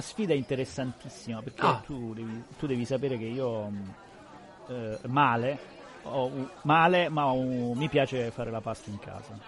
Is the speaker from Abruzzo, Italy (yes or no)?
yes; Abruzzo, Italy; now in Piedmont, Italy; essendo abruzzese